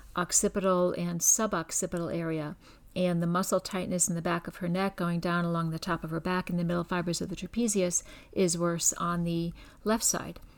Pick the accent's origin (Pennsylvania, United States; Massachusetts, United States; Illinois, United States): Pennsylvania, United States; Scranton; also born or lived in Georgetown / Baltimore; now in Houston, United States; I'm originally from Scranton, Pennsylvania